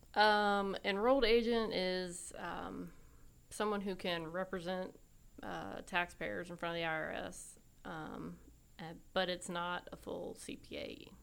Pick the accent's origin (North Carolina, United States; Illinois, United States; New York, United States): North Carolina, United States; Raleigh; also born or lived in Wilmington, North Carolina; I was born and raised basically here in Raleigh